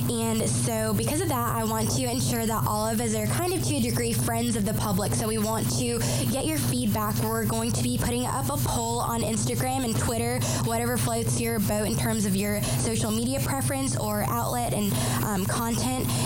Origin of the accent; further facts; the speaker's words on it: Greenville, South Carolina, United States; also born or lived in Raleigh; And I am from Raleigh, North Carolina. And um, yeah, I grew up over in South Carolina, in Greenville, South Carolina, and then I moved there.